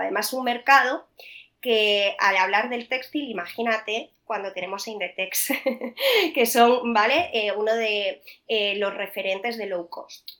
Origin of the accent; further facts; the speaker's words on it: Vigo, Galicia, Spain; moved away as an adult; also born or lived in Salamanca / Madrid; yo soy de Vigo